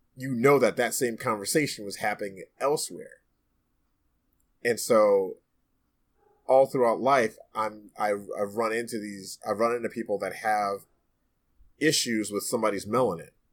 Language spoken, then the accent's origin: English; New York City, New York, United States; in my own neighborhood growing up in Brooklyn, New York